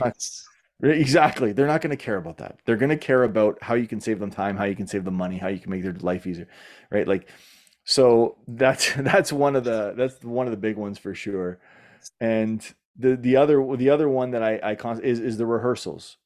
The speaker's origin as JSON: {"language": "English", "country": "Canada", "said": "I'm Canadian"}